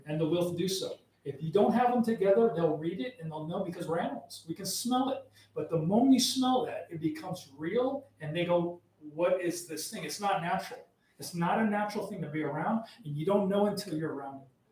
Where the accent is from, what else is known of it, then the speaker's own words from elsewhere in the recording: Arizona, United States; I grew up in the Mexican border, right. Arizona